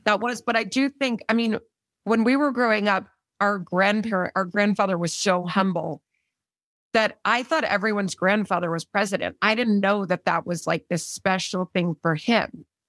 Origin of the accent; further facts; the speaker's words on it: Austin, Texas, United States; also born or lived in Midland, Texas; We grew up in Austin for middle school and high school.